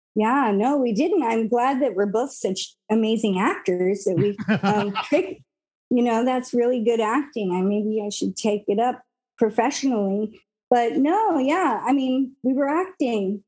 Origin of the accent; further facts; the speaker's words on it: United States; I'm an American.